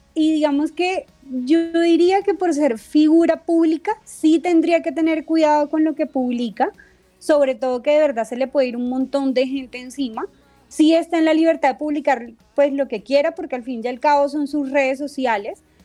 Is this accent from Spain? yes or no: no; Colombia; como colombiano